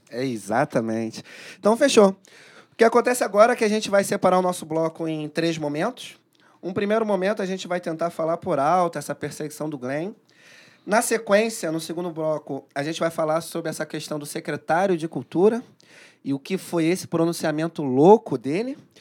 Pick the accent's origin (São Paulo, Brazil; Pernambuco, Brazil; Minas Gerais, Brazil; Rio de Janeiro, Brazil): Rio de Janeiro, Brazil; sou cria lá da Maré